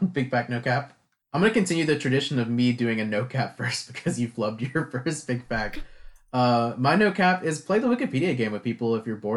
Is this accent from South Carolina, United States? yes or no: yes; Lexington, South Carolina, United States; growing up in Lexington, South Carolina?